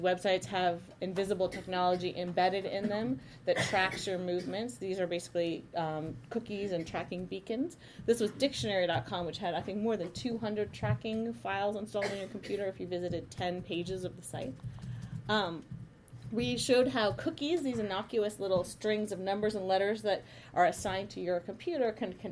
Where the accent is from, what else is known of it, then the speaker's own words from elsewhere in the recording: Palo Alto, California, United States; I grew up in Palo Alto